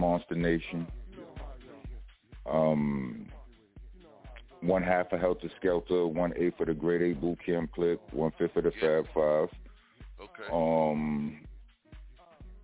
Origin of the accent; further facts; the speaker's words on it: New York City, New York, United States; I'm from Brooklyn, New York. Brownsville, Brooklyn